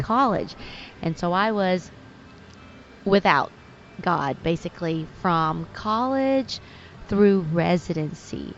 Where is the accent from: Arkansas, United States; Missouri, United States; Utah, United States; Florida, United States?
Arkansas, United States; Texarkana; also born or lived in Vietnam; I was almost six, and we were sponsored by the First Presbyterian Church of Texarkana, Arkansas